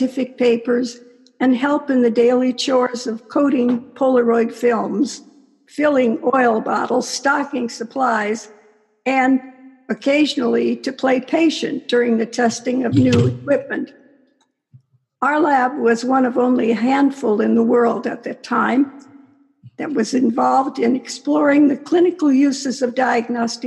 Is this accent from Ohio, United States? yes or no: yes; Cleveland, Ohio, United States; I was born and raised in Cleveland, Ohio